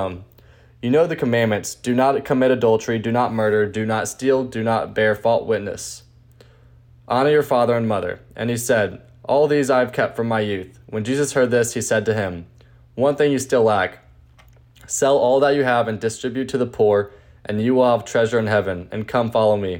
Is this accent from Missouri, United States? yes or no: yes; St. Louis, Missouri, United States; I'm a senior from St. Louis.